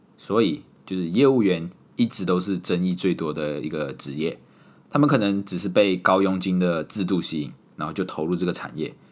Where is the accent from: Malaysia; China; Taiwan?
Malaysia; moved away as an adult; also born or lived in Singapore; 我手里拿着马来西亚的护照，所以她知道我是马来西亚人